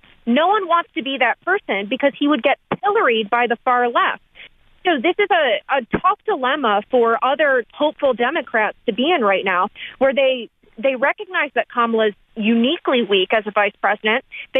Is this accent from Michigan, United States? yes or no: yes; Michigan, United States; I'm from Michigan.